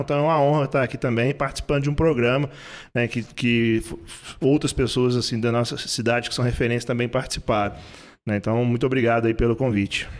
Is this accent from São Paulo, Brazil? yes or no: no; Belo Horizonte, Minas Gerais, Brazil; also born or lived in Três Pontas / Ireland; now in Ouro Branco, Brazil; sou do sul de Minas, eu sou nascido em Três Pontas, ah. né, mas morei a, a, praticamente a minha vida quase toda em Belo Horizonte